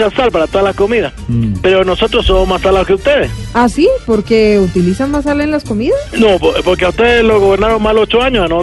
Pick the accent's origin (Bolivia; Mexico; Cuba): Cuba; Sí, bueno, la verdad es que somos muchos los cubanos que nos aferramos a esta tierra.